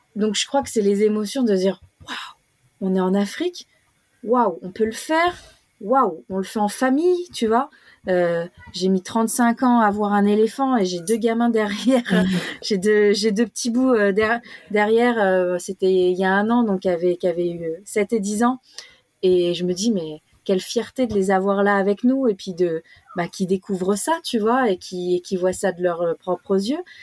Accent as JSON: {"language": "French", "country": "France", "tie": "born or raised there", "moved": "as an adult", "lives_now": "Australia", "said": "nous, en tant que Français de, de France, on a eu un, un cours euh, apartheid dans nos cours d'histoire, que ce soit au collège ou au lycée"}